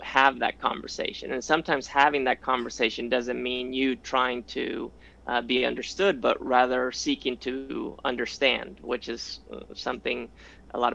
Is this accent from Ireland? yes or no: no; Spain; moved away; I grew up in Spain